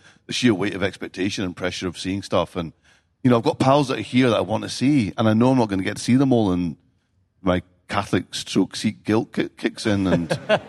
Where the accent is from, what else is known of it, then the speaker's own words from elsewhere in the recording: London, United Kingdom; born there; also born or lived in Scotland; I am Scottish.